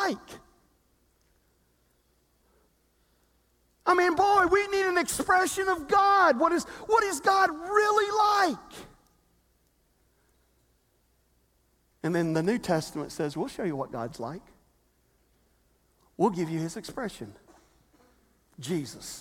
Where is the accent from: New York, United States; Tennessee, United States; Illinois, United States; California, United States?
Tennessee, United States; Selmer; I was born in Selmer, Tennessee, to George and Diane ….